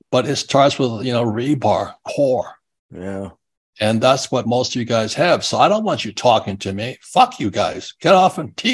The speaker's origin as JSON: {"language": "English", "town": "Phoenix", "region": "Arizona", "country": "United States", "said": "I said, \"I'm from I'm from Phoenix, Arizona, where we still can't count, and we're still counting the ballots here.\""}